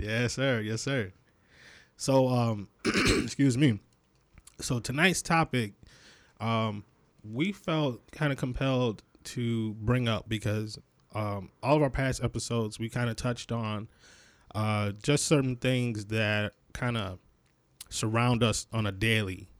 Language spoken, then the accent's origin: English; Rochester, New York, United States; moved away; I'm originally from Rochester, New York, um, which is uh, Western New York.